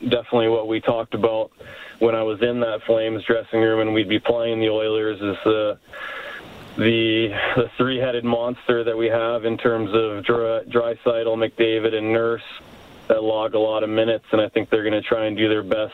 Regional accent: Spokane, Washington, United States; moved away as an adult; now in Canada; I'm a pretty proud American too. I love Canada. I've lived here for, I guess, 8 of my adult years, and I love Canada, but America's always home for me

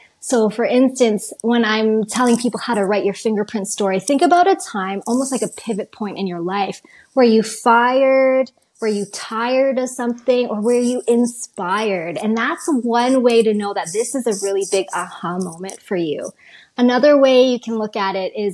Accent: Calgary, Alberta, Canada; where I grew up in Calgary.

